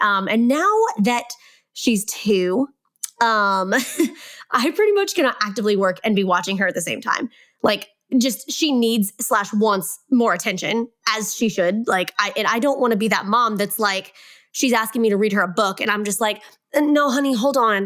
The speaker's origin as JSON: {"language": "English", "region": "Kansas", "country": "United States", "also_born_or_lived": "Hawaii", "moved": "as an adult", "said": "We're, we're from Kansas and we lived in Hawaii for three plus years. And this spring of twenty twenty-one, we moved back home to Kansas"}